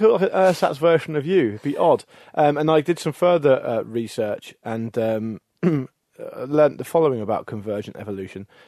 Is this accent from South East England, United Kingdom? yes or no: yes; the Solent, South Coast, South East England, United Kingdom; we all grew up a stone's throw from, from the Solent on